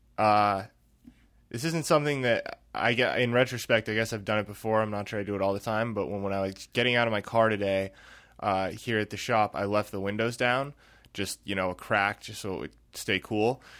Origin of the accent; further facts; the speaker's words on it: Newport, United States; where Allison and I grew up in Newport